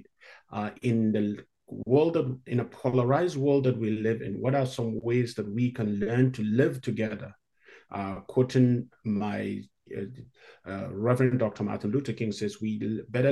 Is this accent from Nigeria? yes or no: yes; Northern Nigeria, Nigeria; moved away as an adult; also born or lived in South Africa / Hawaii / Chicago; now in Canada; I grew up in Northern Nigeria, where Christians are in the minority